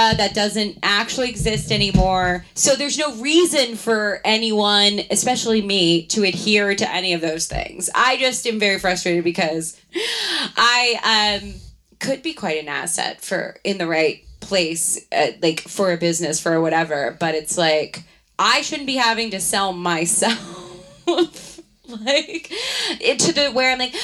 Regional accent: Baltimore, Maryland, United States; moved away; I am from Baltimore

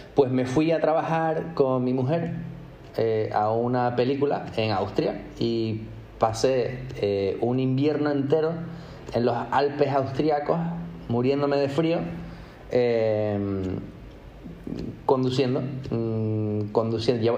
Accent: Tenerife, Canary Islands, Spain; moved away as an adult; also born or lived in Madrid / New York / London; nacido y crecido en Tenerife

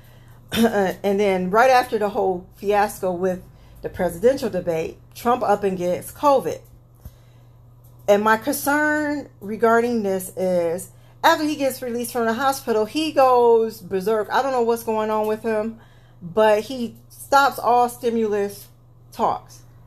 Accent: United States; I'm an American citizen

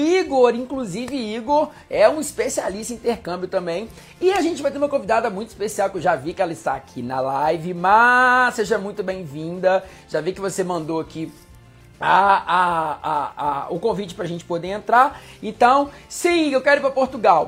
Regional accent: Minas Gerais, Brazil; moved away as an adult; now in Rio de Janeiro, Brazil; sou mineiro, moro aqui no Rio tem mais ou menos uns 5, 6 anos

